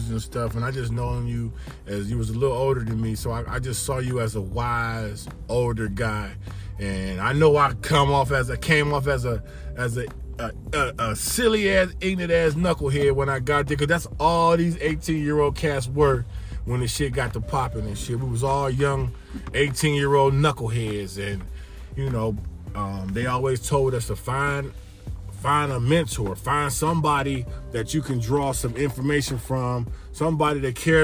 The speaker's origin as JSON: {"language": "English", "town": "Miami", "region": "Florida", "country": "United States", "tie": "born or raised there", "said": "I grew up in Miami"}